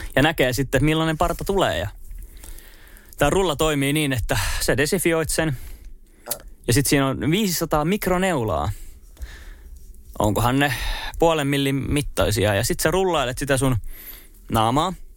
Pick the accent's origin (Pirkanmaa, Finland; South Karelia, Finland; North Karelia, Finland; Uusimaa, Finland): Uusimaa, Finland; Espoo; moved away as an adult; also born or lived in Turku; mä sanoin, että Espoosta.